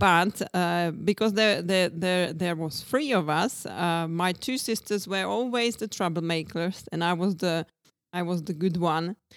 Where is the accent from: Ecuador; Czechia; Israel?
Czechia; Brno, South Moravian Region; English is a second language; moved away as an adult; also born or lived in Brighton, United Kingdom / Mallorca, Spain / Ibiza, Spain / Greece; now in Czech Republic; I come from Brno